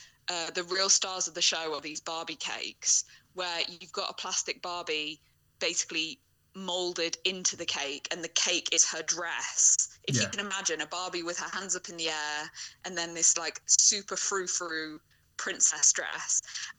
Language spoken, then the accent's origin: English; United Kingdom; we're both British